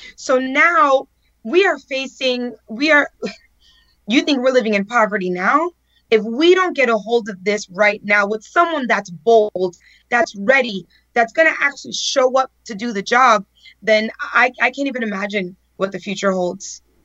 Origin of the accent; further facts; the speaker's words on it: El Portal, Florida, United States; I grew up in El Portal with a big family and big dreams